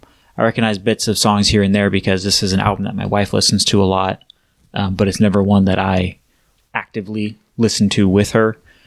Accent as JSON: {"language": "English", "country": "United States", "said": "I'm an American"}